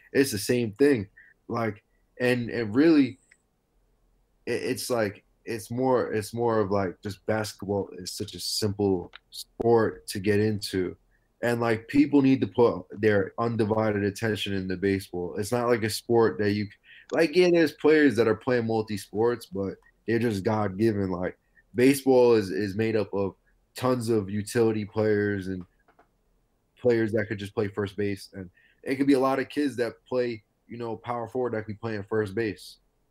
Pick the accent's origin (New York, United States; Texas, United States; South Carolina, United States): New York, United States; New York City; I'm from Coney Island, Brighton Beach.